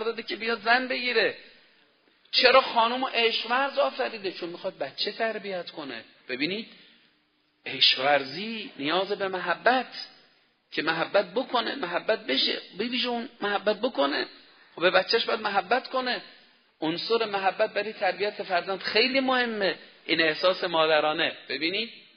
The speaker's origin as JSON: {"language": "Persian", "country": "Iran", "said": "ما ایرانی هستیم"}